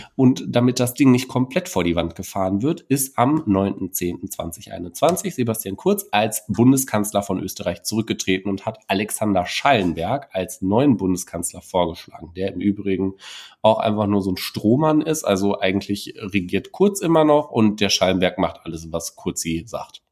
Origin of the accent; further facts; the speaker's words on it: Germany; hier bei uns in Deutschland